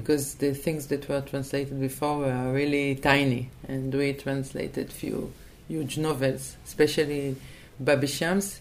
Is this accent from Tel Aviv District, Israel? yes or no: yes; Tel Aviv, Tel Aviv District, Israel; English is a second language; I was born in Tel Aviv. I, le- I lived uh, most of uh, my life